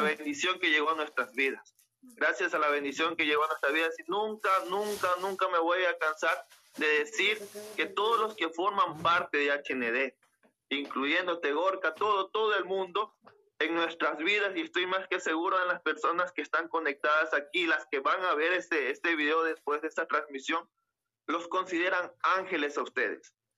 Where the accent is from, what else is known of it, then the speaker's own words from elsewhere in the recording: Las Naves, Bolívar, Ecuador; Yo soy del Cantón Las Naves, provincia de Bolívar